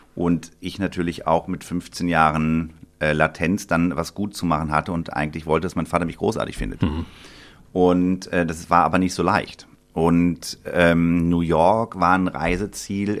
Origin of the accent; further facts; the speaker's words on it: Sinzig, Rhineland-Palatinate, Germany; also born or lived in Bonn; bin geboren in Bonn und aufgewachsen in Sinzig am Rhein